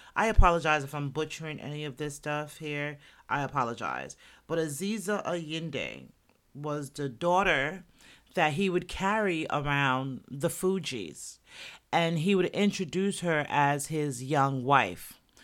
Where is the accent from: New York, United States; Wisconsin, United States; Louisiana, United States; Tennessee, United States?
New York, United States; also born or lived in Jamaica; I'm from New York, Jersey's right there, the tri-state area